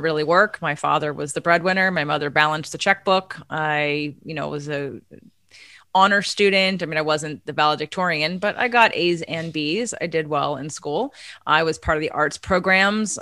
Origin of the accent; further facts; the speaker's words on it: Pennsylvania, United States; also born or lived in New York; now in California, United States; I grew up in Pennsylvania